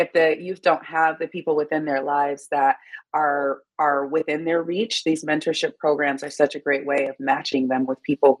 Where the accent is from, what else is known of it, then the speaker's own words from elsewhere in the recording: Detroit, Michigan, United States; moved away; also born or lived in Miami; I'm from Detroit, Michigan